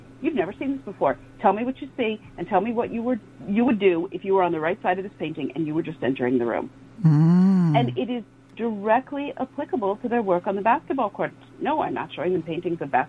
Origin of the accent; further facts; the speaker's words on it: New York City, New York, United States; retired NYPD officers, my hometown guys and women